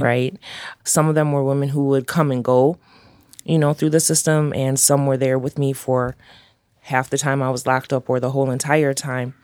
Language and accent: English; Chicago, Illinois, United States; growing up in uptown, growing up in Chicago